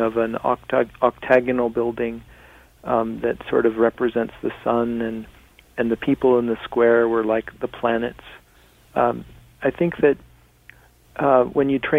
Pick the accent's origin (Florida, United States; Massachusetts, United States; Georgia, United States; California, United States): California, United States; Laguna Beach; I was born in Laguna Beach, California, which is at 33 degrees 30 minutes north